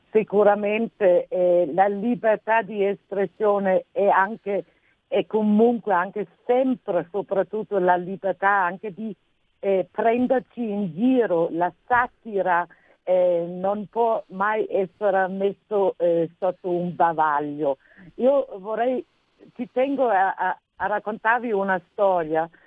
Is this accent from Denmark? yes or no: yes; Denmark; accent: Nordic; Italian is a second language; moved away as an adult; now in Italy; sento proprio il mio accento nordico